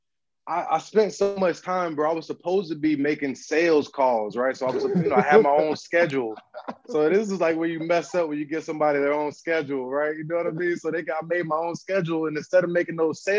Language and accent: English; Southeast, United States; moved away as an adult; also born or lived in Atlanta / Munich, Germany / Portland, Oregon; I'm from the Southeast.